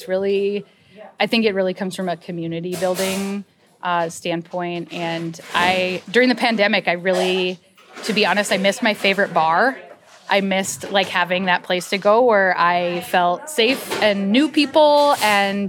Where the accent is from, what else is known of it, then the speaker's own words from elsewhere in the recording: Cass Lake, Minnesota, United States; moved away; also born or lived in Roseville, Minnesota; I grew up in Cass Lake on the res